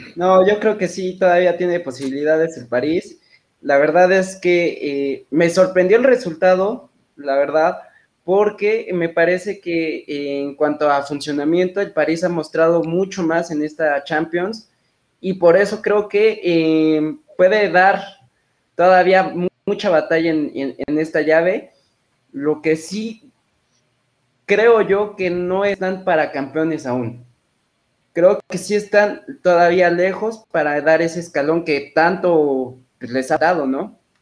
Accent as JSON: {"language": "Spanish", "region": "Puebla", "country": "Mexico", "tie": "born or raised there", "said": "soy originario de Puebla, actualmente sigo viviendo acá en Puebla"}